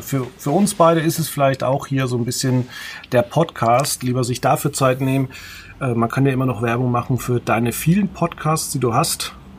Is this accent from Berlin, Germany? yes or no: no; Veitshöchheim area, Franconia, Bavaria, Germany; neben meiner Heimatgemeinde in Veitshöchheim